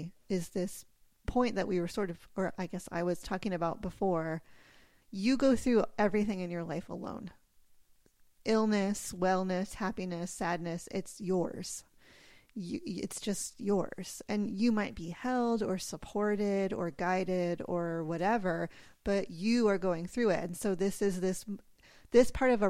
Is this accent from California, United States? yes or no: yes; California, United States; Yeah, I grew up in California.